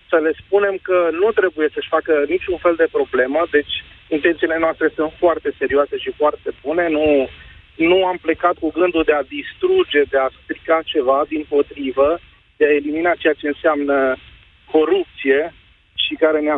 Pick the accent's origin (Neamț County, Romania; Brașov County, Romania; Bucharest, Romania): Brașov County, Romania; Făgăraș; accent: Transylvanian; Da, suntem ardeleni da, mai, mai sunt, cum să nu, mai sunt din Făgăraș, mai sunt și alte mașini.